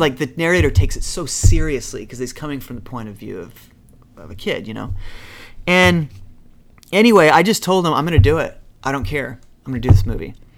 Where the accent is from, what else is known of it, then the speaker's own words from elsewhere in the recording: Utah, United States; moved away; you're just some kid from Utah, so I grew up in Utah.